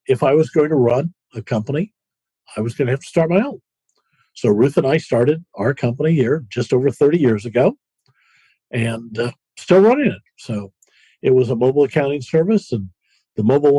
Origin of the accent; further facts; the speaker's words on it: Davenport, Iowa, United States; I'm a Midwestern boy. I grew up in Iowa, Davenport, Iowa